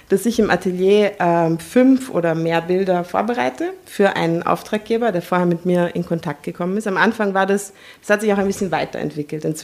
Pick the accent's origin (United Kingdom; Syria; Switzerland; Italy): Italy; Tuscany; aufgewachsen in der Toskana. Als ich mhm. vier war, sind meine Eltern äh, nach, in die Toskana gezogen und wenn ich nach Hause fahre, fahre ich nach Italien.